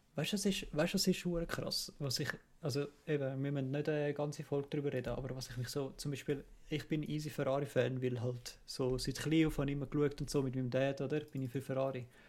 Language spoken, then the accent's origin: German; Kloten, Zurich, Switzerland; ich bin halt an, an, in Klot aufgewachsen